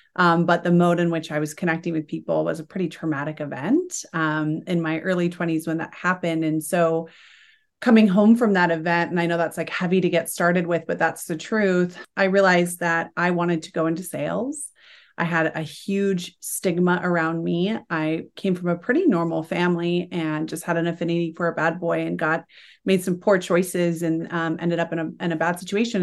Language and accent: English; Salt Lake City, Utah, United States; I'm from Salt Lake City, Utah. I'm not of the predominant faith here, and I wasn't raised that way